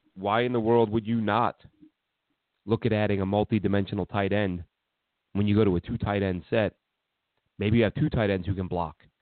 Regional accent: New York City, New York, United States; I'm from New York and Brooklyn

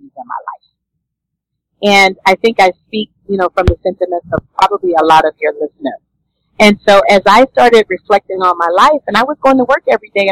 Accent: Louisiana, United States; I was born and raised in Louisiana

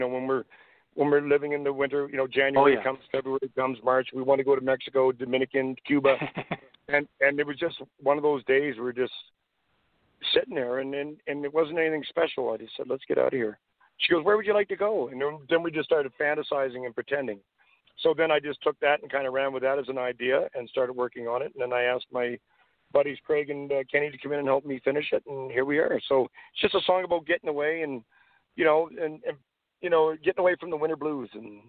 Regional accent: Canada; Being a Canadian, I'm very proud to be a Canadian.

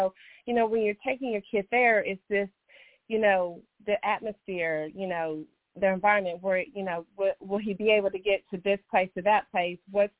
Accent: Bluefield, West Virginia, United States; we're from Bluefield, West Virginia

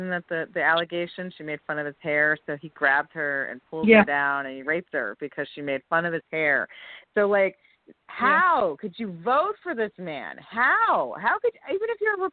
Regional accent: New Jersey, United States; moved away as an adult; also born or lived in New York City; now in New York, United States; I grew up in Jersey, came to the city at 18 to go to school

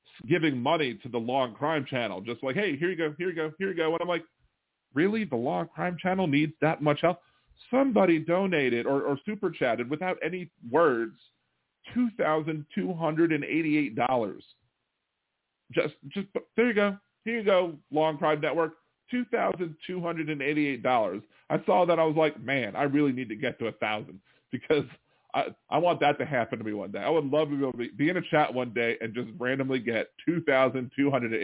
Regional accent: Baltimore, Maryland, United States; now in New Orleans, United States; My hometown, Baltimore, Maryland

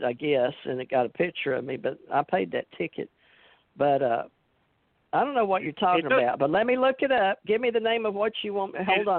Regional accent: Louisiana, United States; also born or lived in Texas / New York / Hawaii; Well, now, I was raised in Louisiana and Texas, and I lived in New York, and I've lived in Hawaii.

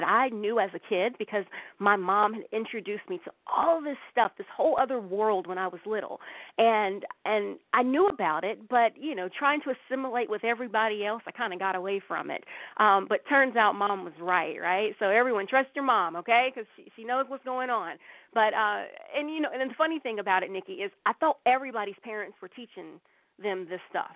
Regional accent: the Bible Belt in the South, United States; I grew up in the Bible Belt in the South

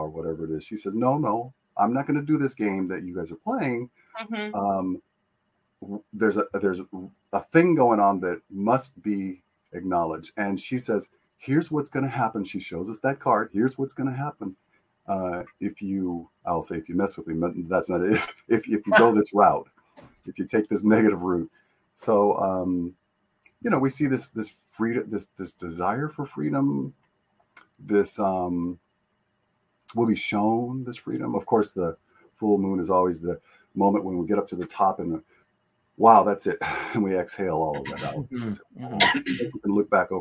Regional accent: Tucson, Arizona, United States; I grew up in Tucson

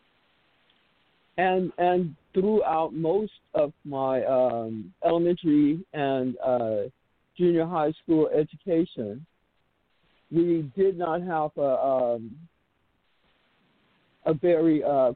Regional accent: Oakland, California, United States; born or raised there; also born or lived in Fort Jackson, South Carolina

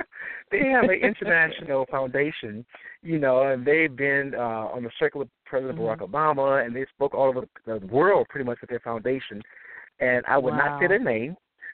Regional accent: Detroit, Michigan, United States; Well, as you know, I'm from Detroit, Michigan.

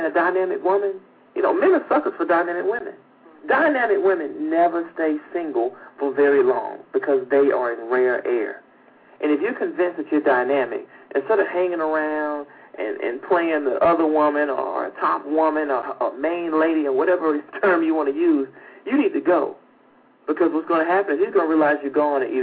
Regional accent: Atlanta, Georgia, United States; that's my hometown, Atlanta, Georgia

